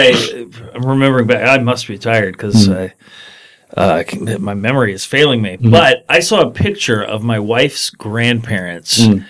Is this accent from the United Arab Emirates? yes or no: no; Virginia, United States; and we have the Virginia State Fair every year, right?